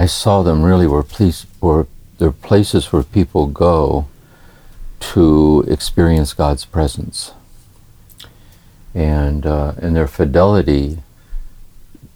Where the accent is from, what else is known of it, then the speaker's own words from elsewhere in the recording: Akron, Ohio, United States; I was born in Akron, Ohio, 1943, and I was the oldest of six children